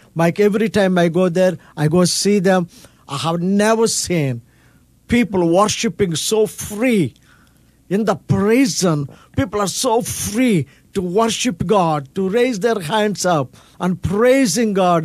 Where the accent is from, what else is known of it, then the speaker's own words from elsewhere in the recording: India; I'm from India, which is considered to be the poor country